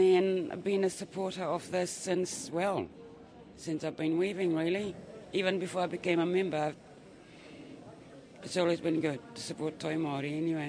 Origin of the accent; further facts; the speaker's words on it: Papua New Guinea; moved away as an adult; now in New Zealand; I came here from New Guinea over 20 years ago.